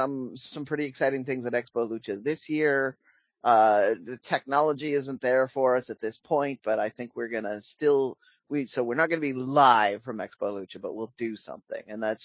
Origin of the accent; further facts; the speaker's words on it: Pacific Northwest, United States; I'm here. I'm from the Pacific